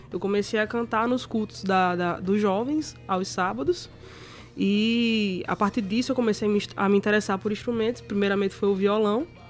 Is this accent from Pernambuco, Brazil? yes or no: yes; Camutanga, Pernambuco, Brazil; moved away as an adult; now in João Pessoa, Brazil; Eu sou de Camutanga, Pernambuco. É lá no interiorzinho, quase na divisa com a Paraíba